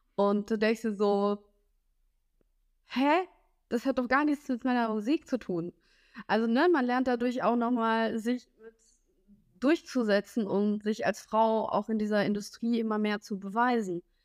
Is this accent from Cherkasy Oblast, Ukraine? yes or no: yes; Smila, Cherkasy Oblast, Ukraine; now in Germany; weil ich da aufgewachsen bin in Smela, äh, so circa zweieinhalb, drei Stunden von Kiew weg